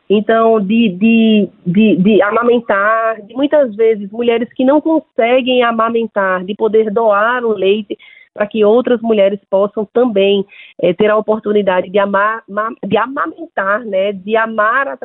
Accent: Pernambuco, Brazil; eu sou de, do estado de Pernambuco e somente em Pernambuco, 144 mil, um pouco mais de 144 mil mulheres foram doadoras de leite humanos

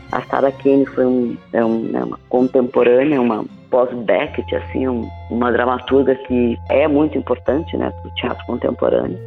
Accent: São Mateus do Sul, Paraná, Brazil; moved away; Eu venho de uma cidade do interior do Paraná, chama Mateus do Sul

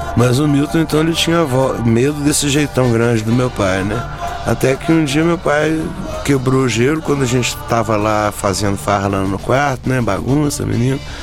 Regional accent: Minas Gerais, Brazil; ficava muito enfurnado em Belo Horizonte

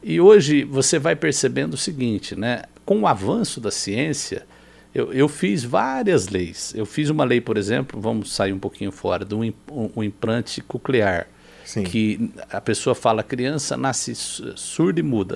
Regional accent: Campinas, São Paulo, Brazil; also born or lived in southern Minas Gerais; fui criado, em, em, fui para Campinas aos quatro anos de idade

